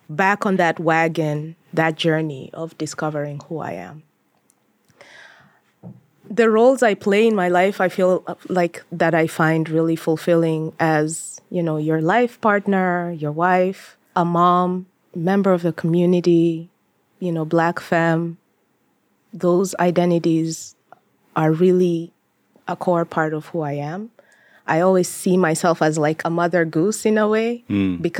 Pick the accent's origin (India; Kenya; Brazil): Kenya; And I wanted to reestablish my identity as a as a Kenyan and I guess in this case, diaspora, because even when I went back to Kenya